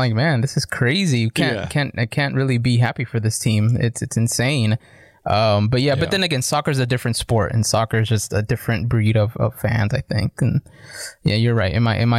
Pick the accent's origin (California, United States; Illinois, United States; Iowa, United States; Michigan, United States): California, United States; San Diego; I'm from San Diego and I'm still hurt and all that.